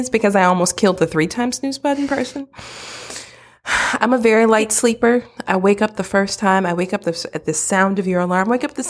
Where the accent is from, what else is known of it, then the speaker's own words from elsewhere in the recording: Midwest, United States; I'm from the Midwest. Don't judge me.